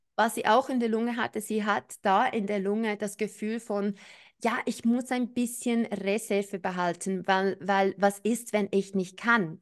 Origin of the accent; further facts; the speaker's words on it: New Zealand; moved away; Ich bin ja in Neuseeland aufgewachsen.